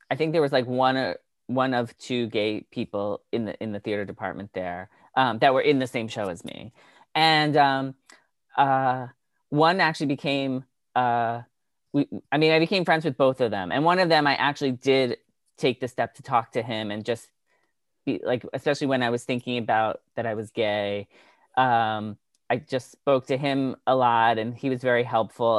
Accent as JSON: {"language": "English", "area": "Long Island", "region": "New York", "country": "United States", "tie": "born or raised there", "also_born_or_lived": "Milton, Massachusetts", "said": "grew up on Long Island"}